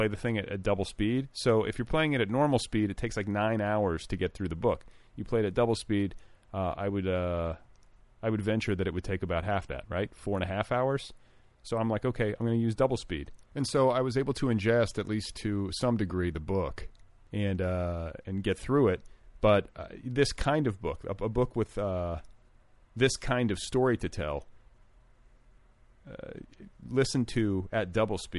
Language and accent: English; Indiana, United States; moved away; also born or lived in Wisconsin; I'm from the Midwest. I'm from Wisconsin and Indiana. Indiana in particular, with its sort of southern bent.